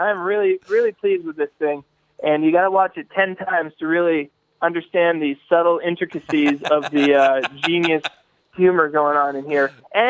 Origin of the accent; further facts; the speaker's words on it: Danvers, Massachusetts, United States; We're having two screenings in my hometown of Danvers